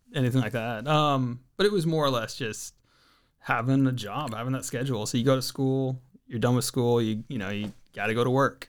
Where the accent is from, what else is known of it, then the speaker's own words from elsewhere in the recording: Redding, California, United States; also born or lived in San Diego County, California (Lakeside, El Cajon); just outside of Redding, California.